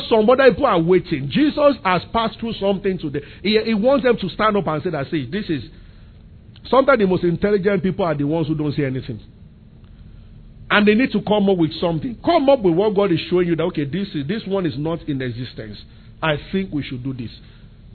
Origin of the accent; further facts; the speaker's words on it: Abeokuta, Ogun State, Nigeria; I grew up in Abeokuta in the center of the city